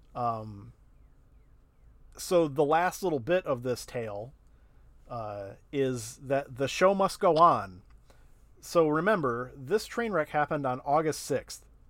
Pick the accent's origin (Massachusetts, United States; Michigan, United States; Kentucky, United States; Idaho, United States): Michigan, United States; Durand; I was from Duran